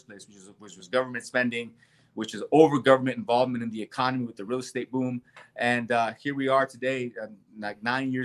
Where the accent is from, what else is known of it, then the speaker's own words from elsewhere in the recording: Southern California, United States; moved away as an adult; also born or lived in El Salvador; now in Nevada, United States; my childhood just, you know, growing up in Southern California